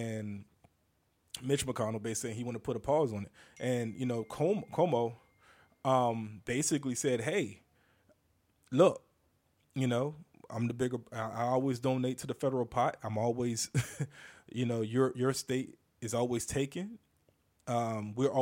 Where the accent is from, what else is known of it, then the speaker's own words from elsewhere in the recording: the South, United States; I'm from the South